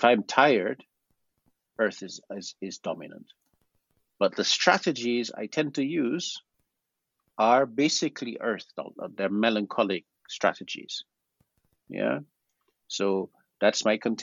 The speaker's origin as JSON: {"language": "English", "country": "Guyana", "said": "My family comes from South America. We're also included regionally within the Caribbean, because I'm from Guyana, and we're Creole."}